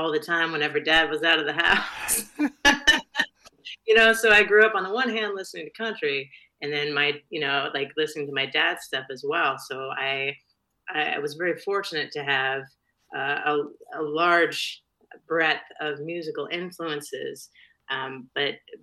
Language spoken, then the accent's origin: English; Aberdeen, Washington, United States; also born or lived in Gothenburg, Nebraska; now in Austin, United States; I was born in Nebraska, actually, a little town called Gothenburg, which is famous for being the last stop on the Pony Express. And then my parents moved out to Washington State, which is where my dad is from originally. I grew up in Aberdeen, Washington